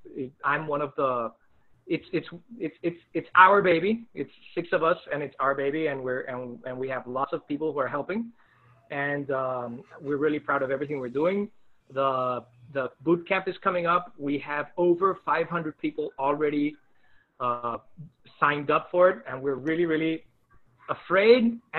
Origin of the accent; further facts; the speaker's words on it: Colombia; moved away; I'm from Columbia